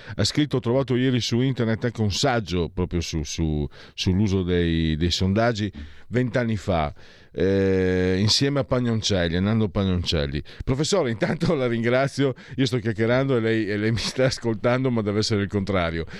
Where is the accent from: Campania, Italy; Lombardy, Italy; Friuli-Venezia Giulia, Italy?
Friuli-Venezia Giulia, Italy; da dove vengo io, Friuli